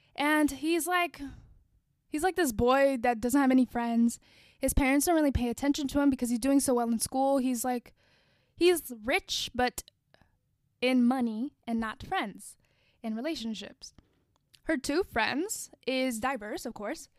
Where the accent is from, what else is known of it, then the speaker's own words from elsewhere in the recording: United States; I am Black American. I'm not African American. I'm not from Africa